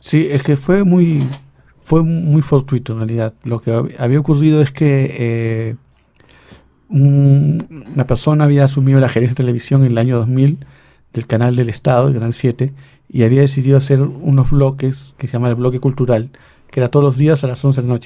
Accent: Lima, Peru; Yo como limeño

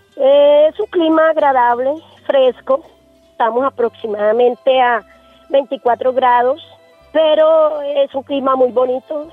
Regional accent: Páramo, Santander, Colombia; aquí en mi pueblo

